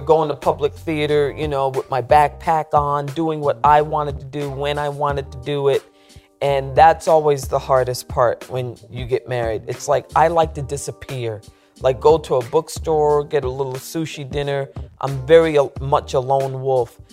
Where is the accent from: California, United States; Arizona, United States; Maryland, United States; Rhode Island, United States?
Rhode Island, United States; Central Falls; moved away; also born or lived in New York; I came to New York from Central Falls, Rhode Island